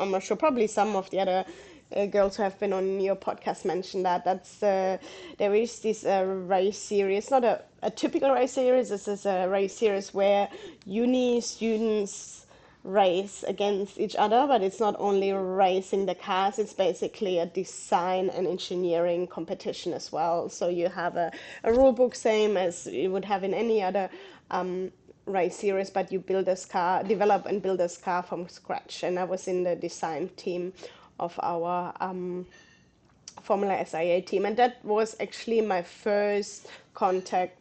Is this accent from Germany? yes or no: yes; Southern Germany, Germany; English is a second language; moved away as an adult; now in Australia; As you can probably hear my accent, I'm originally from Germany. I grew up in south of Germany.